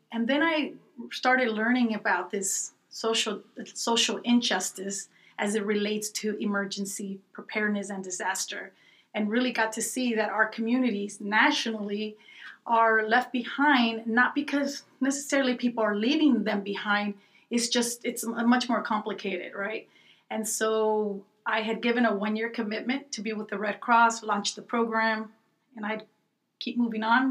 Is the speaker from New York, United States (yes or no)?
no; Los Angeles, California, United States; also born or lived in Guadalajara, Mexico; I grew up in the Pico Union area of Los Angeles